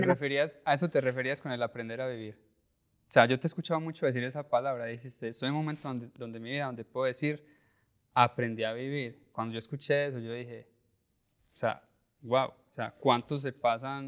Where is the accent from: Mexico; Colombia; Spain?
Colombia; como colombianos y como latinos